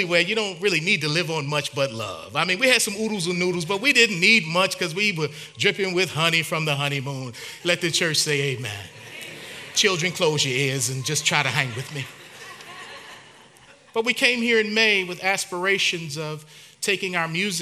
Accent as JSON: {"language": "English", "town": "Baltimore", "region": "Maryland", "country": "United States", "also_born_or_lived": "Lynchburg, Virginia", "moved": "as an adult", "lives_now": "Nashville, United States", "said": "I'm from Baltimore"}